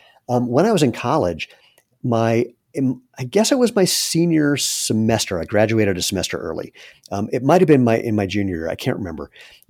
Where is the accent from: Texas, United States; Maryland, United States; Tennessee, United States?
Maryland, United States; So for Duke, I grew up in Maryland, and my criteria for schools was pretty simple.